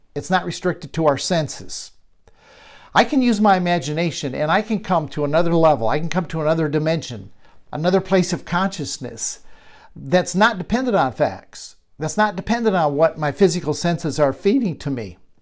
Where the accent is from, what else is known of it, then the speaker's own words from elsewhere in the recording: Michigan, United States; a barn, much like I grew up around in Michigan